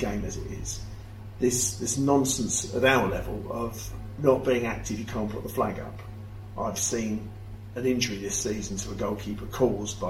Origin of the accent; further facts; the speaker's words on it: Rainham, South East England, United Kingdom; moved away; also born or lived in Gillingham / Margate; I'm born and bred in Raynham in Kent, which is part of the Medway Towns